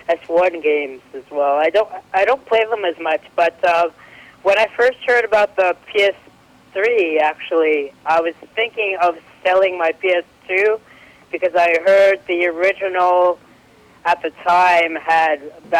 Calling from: British Columbia, Canada; I'm calling from British Columbia, Canada.

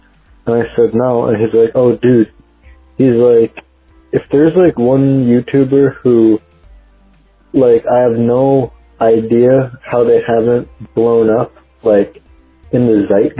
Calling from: Virginia, United States; I'm calling from Virginia.

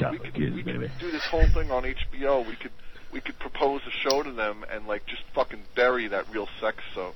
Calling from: Long Island, New York, United States; I'm calling from Long Island.

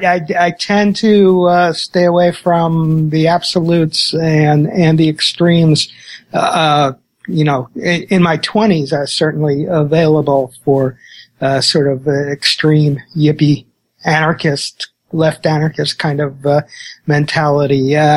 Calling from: Mill Valley, California, United States; I'm at my home in Mill Valley, California.

